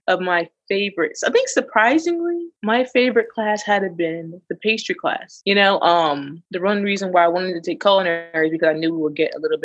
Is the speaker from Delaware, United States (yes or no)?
yes; Delaware, United States; moved away as an adult; also born or lived in Miami; I'm from Delaware